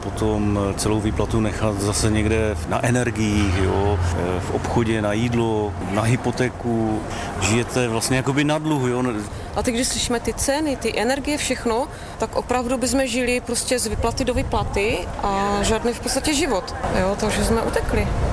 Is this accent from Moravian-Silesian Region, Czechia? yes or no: yes; Ostrava, Moravian-Silesian Region, Czechia; moved away as an adult; now in Hurghada, Egypt; Pocházíme z Ostravy